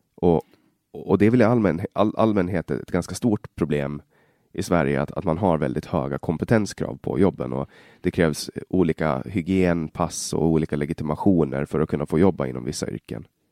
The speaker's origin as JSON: {"language": "Swedish", "area": "Finland", "region": "Åland", "country": "Åland Islands", "also_born_or_lived": "Stockholm, Sweden", "first_language": "Swedish", "said": "jag kommer ju från Åland i, i Finland då, och vi har lite annorlunda system"}